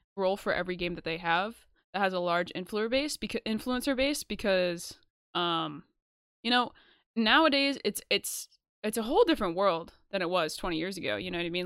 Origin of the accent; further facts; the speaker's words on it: New York, United States; we're from New York